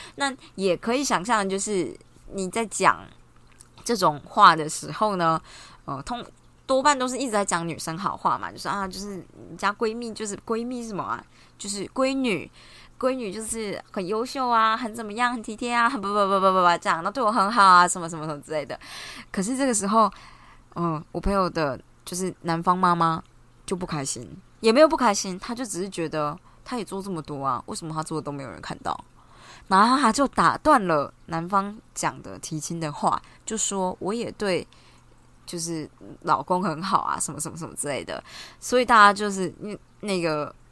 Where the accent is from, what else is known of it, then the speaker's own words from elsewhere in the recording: Taichung, Taiwan; 比如说像我台中人